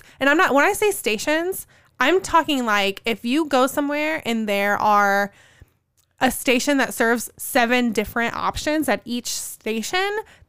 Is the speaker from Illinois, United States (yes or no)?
yes; Southern Illinois, United States; moved away as an adult; also born or lived in New Jersey; growing up in Southern Illinois